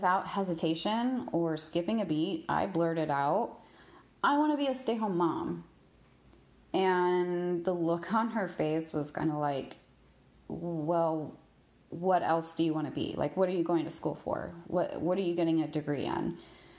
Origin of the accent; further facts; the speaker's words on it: Texas, United States; moved away as an adult; also born or lived in Hawaii; I grew up in Texas